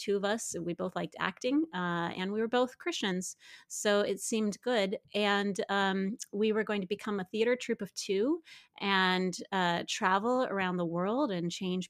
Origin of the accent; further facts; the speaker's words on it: Midwest, United States; I grew up in the Midwest